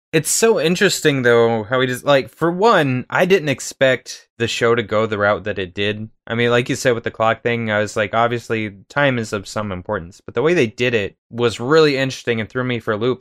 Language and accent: English; United States; being American